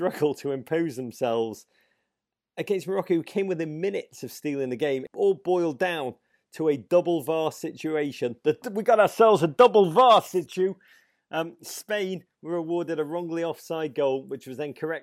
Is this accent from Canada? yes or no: no; England, United Kingdom; moved away; I am the English